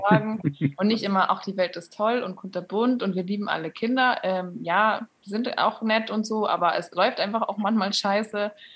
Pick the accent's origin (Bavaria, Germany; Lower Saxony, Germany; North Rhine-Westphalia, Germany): Bavaria, Germany; near Munich; Ich komme auch nicht direkt aus München, ähm, aber in der Nähe, näheren Umgebung.